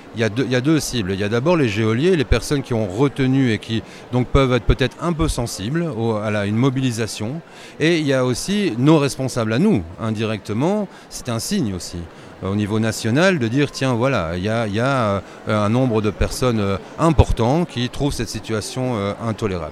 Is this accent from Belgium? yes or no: yes; Belgium; chez nous en Belgique